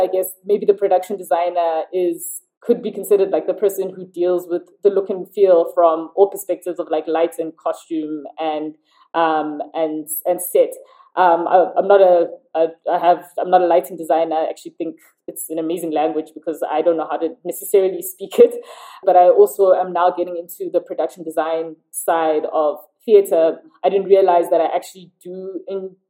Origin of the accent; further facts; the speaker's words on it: South Africa; also born or lived in London; I lived in South Africa around South Africans